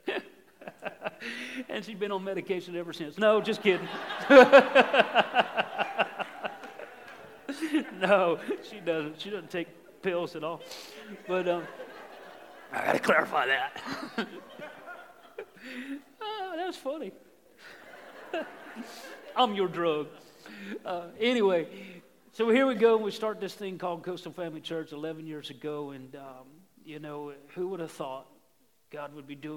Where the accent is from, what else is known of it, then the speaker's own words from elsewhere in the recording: Outer Banks, North Carolina, United States; moved away as an adult; also born or lived in Ohio; we got the call to come here to the Outer Banks. This is my hometown. I grew up here.